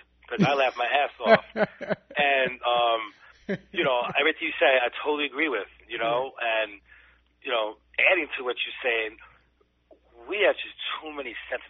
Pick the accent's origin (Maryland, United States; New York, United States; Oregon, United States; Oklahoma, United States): New York, United States; New York City; I grew up in the Bronx.